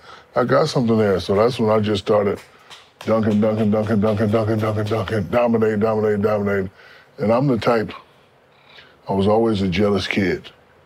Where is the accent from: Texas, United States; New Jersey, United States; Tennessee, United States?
New Jersey, United States; Newark; Born and raised in Newark, New Jersey. High-level juvenile delinquent. Got out of there just in time.